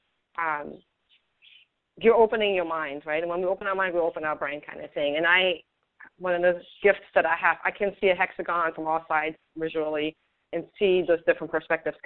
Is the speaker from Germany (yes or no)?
yes; Germany; English is a second language; now in United States; I grew up in Germany, which is a very different culture.